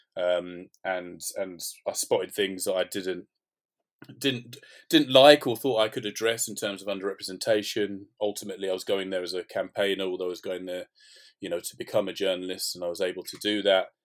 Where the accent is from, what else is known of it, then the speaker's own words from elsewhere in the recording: London, United Kingdom; I'm from North London, so grew up in and around kind of the Tottenham area